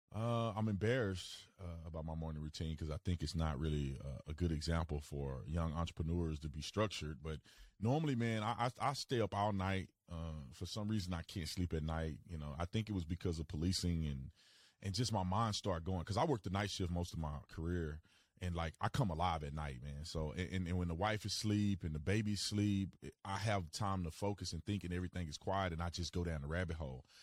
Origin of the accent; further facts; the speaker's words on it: Fort Worth, Texas, United States; moved away; also born or lived in Arizona; I'm originally from Fort Worth, Texas